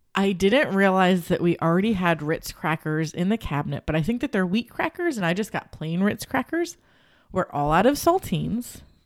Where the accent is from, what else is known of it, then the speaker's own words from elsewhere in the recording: Cincinnati, Ohio, United States; I grew up on Gold Star. There was Gold Star by my grandma's house